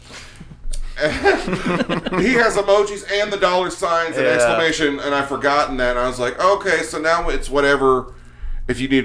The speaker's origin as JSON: {"language": "English", "town": "Plainfield", "country": "United States", "said": "I'm from Plainfield, so we have an Arby's and a Buffalo Wild Wings"}